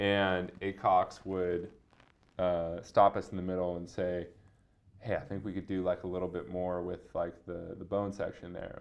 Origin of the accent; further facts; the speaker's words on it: Seattle, Washington, United States; I like grew up in a really comfortable existence in Seattle